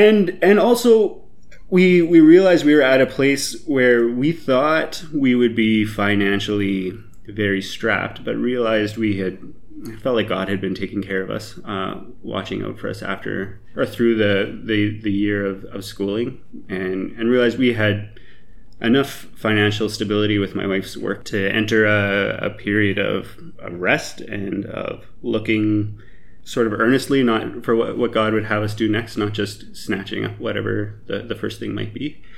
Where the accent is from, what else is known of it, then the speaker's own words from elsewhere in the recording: Canada; So background, I grew up in the Evangelical Mennonite Conference, which is a small group of Mennonite churches in Canada.